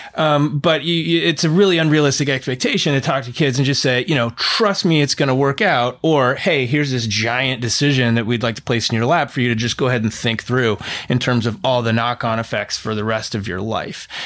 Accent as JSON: {"language": "English", "region": "Oregon", "country": "United States", "tie": "born or raised there", "said": "I grew up in Oregon in the nineties"}